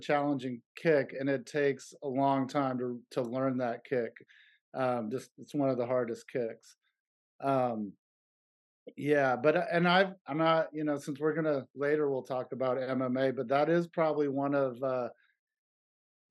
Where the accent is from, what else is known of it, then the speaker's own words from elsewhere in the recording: Berkeley, California, United States; also born or lived in San Jose; my hometown of Berkeley